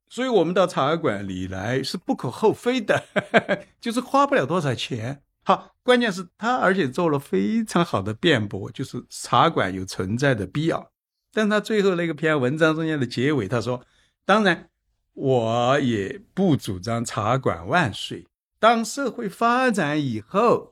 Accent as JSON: {"language": "Chinese", "town": "Chengdu", "region": "Sichuan", "country": "China", "said": "我是成都人，对吧？我是四川人"}